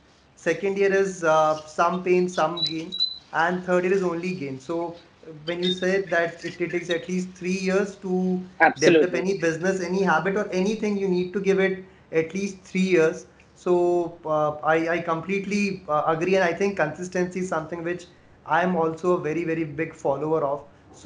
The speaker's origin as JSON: {"language": "English", "region": "Rajasthan", "country": "India", "said": "I come from Rajasthan"}